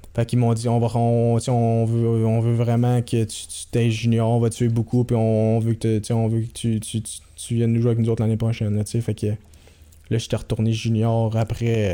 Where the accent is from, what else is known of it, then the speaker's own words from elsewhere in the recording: Quebec, Canada; je venais du Québec